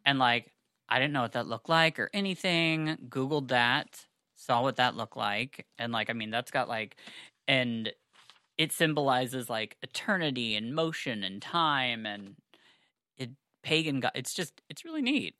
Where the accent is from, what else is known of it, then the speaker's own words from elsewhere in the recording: United States; I am a American Jew